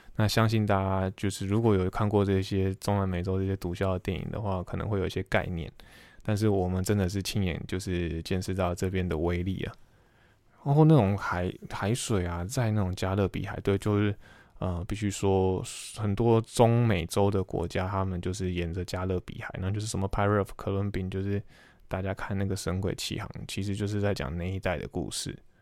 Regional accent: Taiwan; moved away; 英文是最大，最重要的，呃，对于我们台，台湾人是第二语言

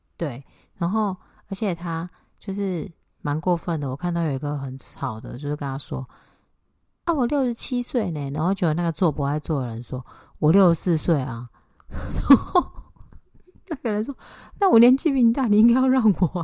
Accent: Taiwan; moved away as an adult; 我记得我第一次回台湾的时候

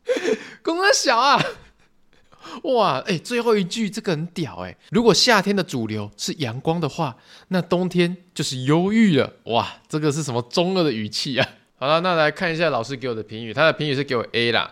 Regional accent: Taiwan; 就是我们台湾人啊，我们台湾的好朋友们出国的时候哈

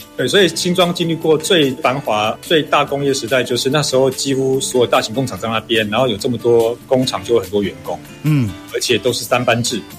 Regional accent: Xinzhuang, New Taipei, Taiwan; 你是哪里人啊？然后、嗯、呃，那你们家乡有什么啊？嗯哼，我说哦。新新庄

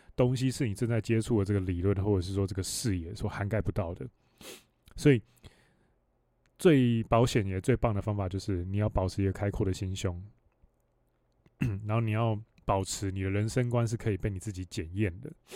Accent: Hualien County, Taiwan; 我又是成长在，你要说深山里面嘛，我在花莲里面出生

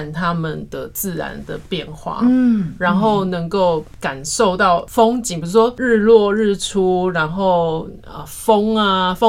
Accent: Pingtung County, Taiwan; moved away; 因为我们是屏东长大的，然后我就觉得在那边感受到我小时候在屏东的那种感觉，

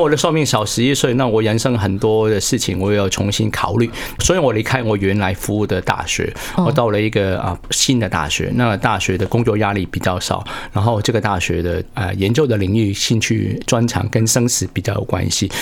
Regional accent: Hong Kong; moved away as an adult; now in Taiwan; 因为我是香港来自， 香港出生地

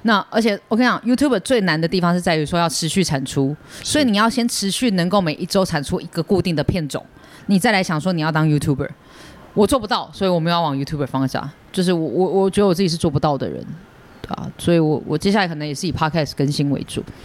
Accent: Taiwan; 我是台湾人

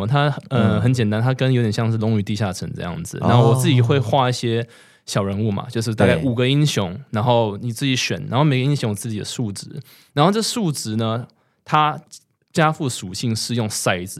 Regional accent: Taiwan; 因为我记得我小时候在台湾嘛，对不对？那完全没有零用钱

